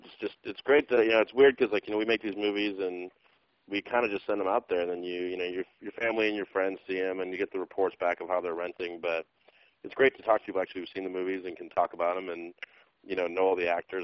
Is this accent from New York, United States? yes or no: no; Milwaukee, Wisconsin, United States; now in Los Angeles, United States; I'm from Wisconsin originally.